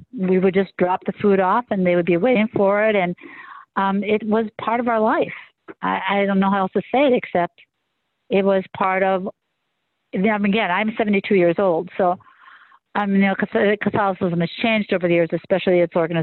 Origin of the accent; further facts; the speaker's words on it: Manitowoc, Wisconsin, United States; I was raised by the nuns. I was taught by the Franciscan Sisters of Charity in Wisconsin, in Manitowoc, Wisconsin